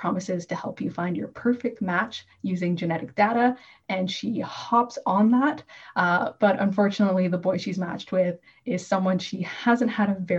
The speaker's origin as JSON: {"language": "English", "town": "Toronto", "region": "Ontario", "country": "Canada", "tie": "born or raised there", "moved": "as an adult", "lives_now": "Northern Ontario, Canada", "said": "Toronto, which is my hometown"}